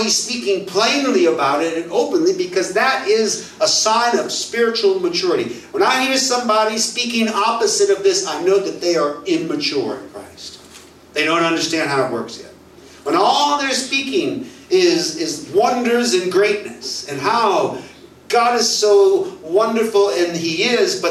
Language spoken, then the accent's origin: English; United States; moved away as an adult; also born or lived in Mexico; being an American